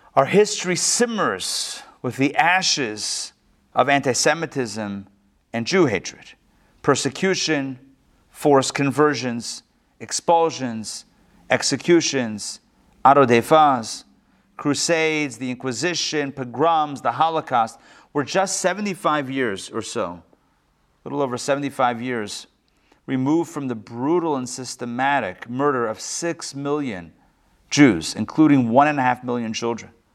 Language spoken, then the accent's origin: English; Pittsburgh, Pennsylvania, United States; moved away; I grew up in Pittsburgh